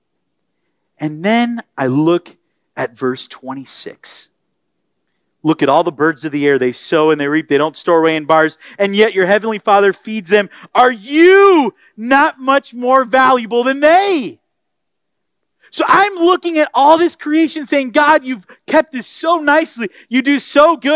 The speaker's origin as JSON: {"language": "English", "region": "Florida", "country": "United States", "tie": "born or raised there", "moved": "yes", "lives_now": "Texas, United States", "said": "I grew up in Florida and then here in Texas"}